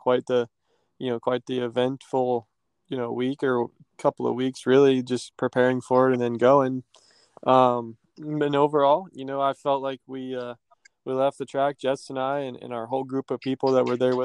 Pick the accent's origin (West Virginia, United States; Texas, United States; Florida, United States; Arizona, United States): West Virginia, United States; West Virginia, which is actually my home state